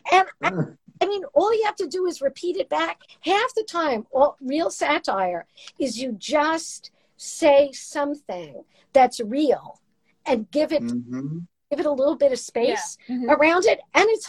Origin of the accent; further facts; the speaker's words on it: Brooklyn, New York, United States; accent: Brooklyn; My voice was like traffic. I sounded like I was from Brooklyn.